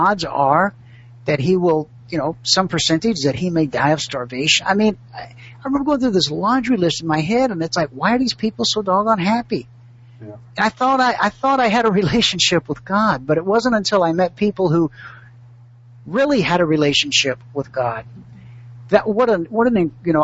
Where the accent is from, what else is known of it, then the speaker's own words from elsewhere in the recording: United States; I'm the American